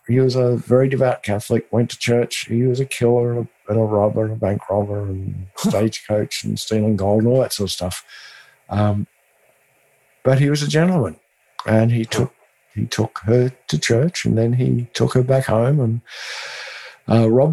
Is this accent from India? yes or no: no; Australia; now in Austin, United States; I'm from Australia